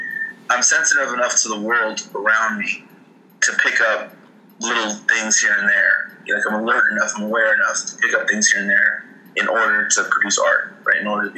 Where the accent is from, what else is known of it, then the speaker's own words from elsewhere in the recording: El Salvador; also born or lived in England; So I grew up in El Salvador, but I also grew up in England.